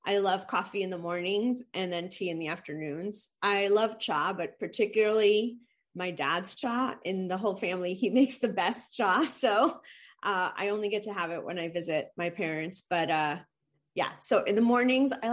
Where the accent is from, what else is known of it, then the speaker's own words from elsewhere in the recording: New Jersey, United States; moved away as an adult; also born or lived in India / New York / Spokane / London; I grew up in New Jersey, but after that, I was fortunate enough to move around and live in different places